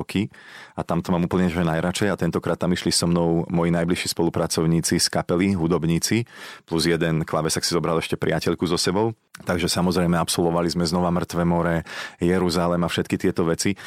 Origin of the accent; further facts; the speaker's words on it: Slovakia; som zo Slovenska